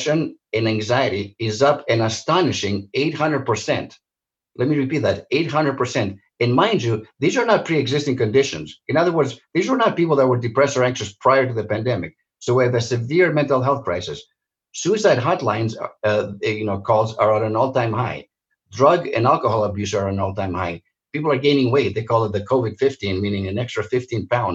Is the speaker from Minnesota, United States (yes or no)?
no; Santa Monica, California, United States; also born or lived in Greece; I'm Greek by birth, but I grew up in Santa Monica, a beautiful seaside resort outside